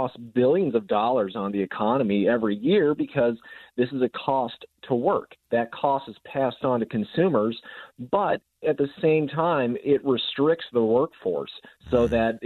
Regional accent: Utah, United States; Utah, I mean, I can't speak highly enough about my home state

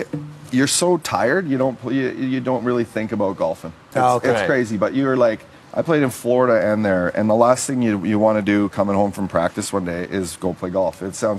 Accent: Canada; Gretz was obviously the best player in the world and, an icon for all of us kids growing up in Canada.

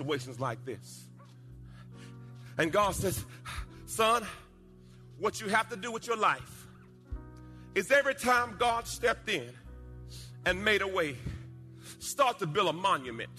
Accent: Jamaica; When I was a little boy, I was born in Jamaica. And we were in a rough part of the town

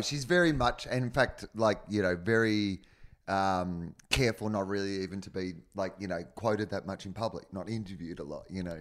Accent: Australia; moved away; also born or lived in Los Angeles; I'm Australian

